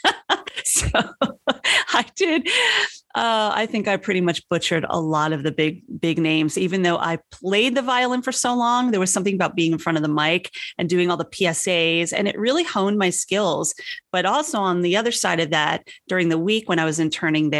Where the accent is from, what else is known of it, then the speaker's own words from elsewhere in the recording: New York, United States; moved away as an adult; I'm a born and bred New Yorker